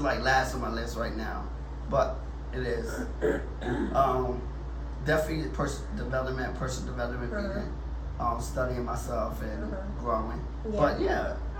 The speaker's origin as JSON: {"language": "English", "town": "Jersey City", "region": "New Jersey", "country": "United States", "tie": "born or raised there", "said": "This is my hometown"}